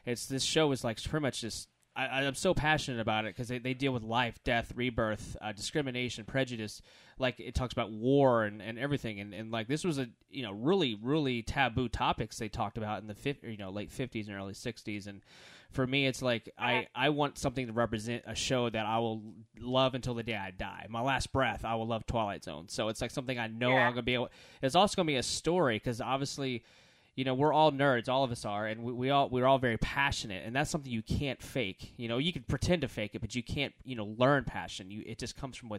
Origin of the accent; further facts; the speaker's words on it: Baton Rouge, Louisiana, United States; I'm not from Detroit. I'm from Baton Rouge, Louisiana. We don't have a professional AHL hockey team. So growing up, I would just watch all the local, you know, local Louisiana teams